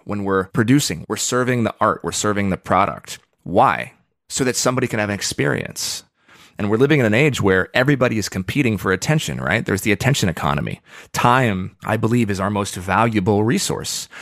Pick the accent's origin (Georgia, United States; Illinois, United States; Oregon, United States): Oregon, United States; I grew up in Oregon